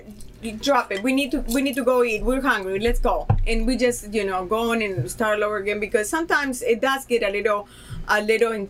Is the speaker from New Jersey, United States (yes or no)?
yes; New Jersey, United States; also born or lived in Peru; now in Puerto Rico; I've been raised in New Jersey.